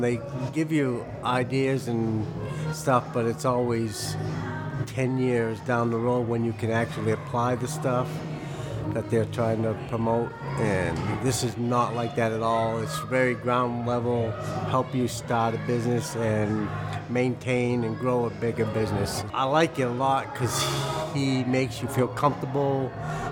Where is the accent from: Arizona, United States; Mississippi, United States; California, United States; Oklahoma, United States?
Oklahoma, United States; Tulsa; I'm from Tulsa, Oklahoma